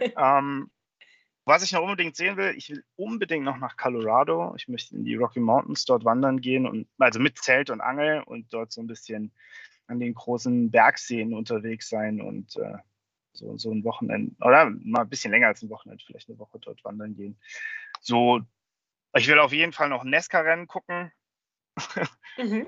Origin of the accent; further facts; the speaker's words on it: Germany; moved away as an adult; now in United States; als Deutsche